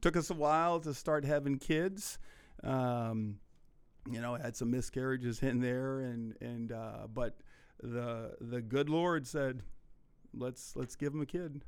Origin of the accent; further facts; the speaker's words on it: Iowa, United States; also born or lived in Milwaukee; now in Sheboygan, United States; I'm from Iowa